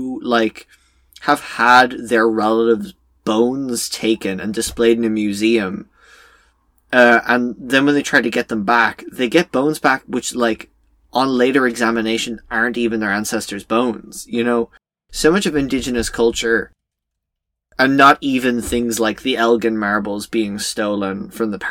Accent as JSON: {"language": "English", "country": "Ireland", "said": "as an Irish person"}